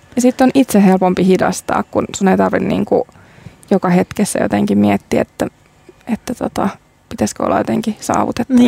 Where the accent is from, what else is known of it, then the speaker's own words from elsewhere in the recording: Tampere, Pirkanmaa, Finland; now in Helsinki, Finland; mistä olen kotoisin, eli Tampereelta, sisämaasta